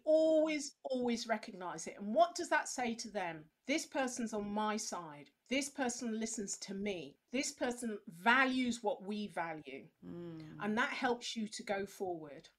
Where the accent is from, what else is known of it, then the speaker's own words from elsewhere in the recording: England, United Kingdom; we English people